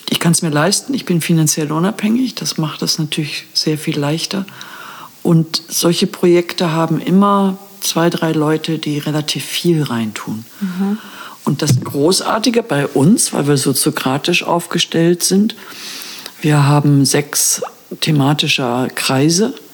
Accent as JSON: {"language": "German", "region": "Hamburg", "country": "Germany", "lives_now": "Brandenburg, Germany", "said": "Also ich bin ursprünglich aus Hamburg."}